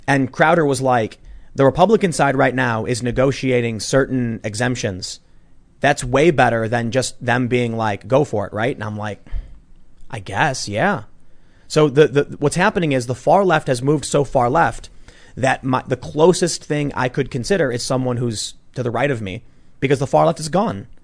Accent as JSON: {"language": "English", "town": "Chicago", "region": "Illinois", "country": "United States", "tie": "born or raised there", "said": "growing up in Chicago, which is blue"}